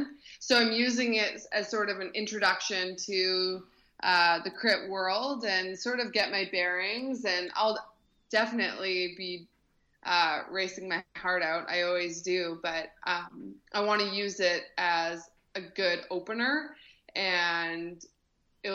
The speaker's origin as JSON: {"language": "English", "town": "Kelowna", "region": "British Columbia", "country": "Canada", "tie": "born or raised there", "said": "my hometown of Kelowna, BC"}